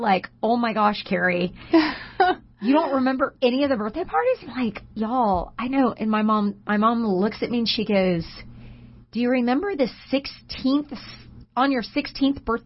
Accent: Humble, Texas, United States; I cannot go anywhere in my hometown

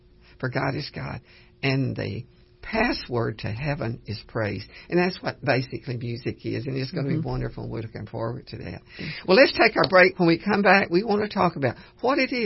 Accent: Cut and Shoot, Texas, United States; I grew up with in Cut and Shoot, Texas

